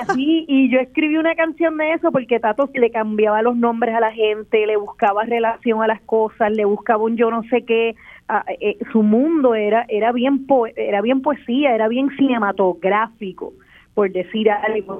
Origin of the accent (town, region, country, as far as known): Puerto Rico